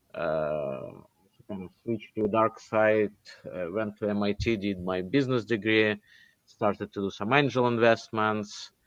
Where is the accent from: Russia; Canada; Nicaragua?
Russia; moved away; also born or lived in Israel / United States; Originally, I'm from Russia, but I moved out of Russia a long, long time ago. I moved in 1990 to Israel.